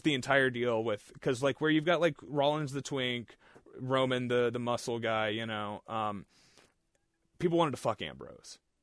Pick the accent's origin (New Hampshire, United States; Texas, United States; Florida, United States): Texas, United States; born or raised there; moved away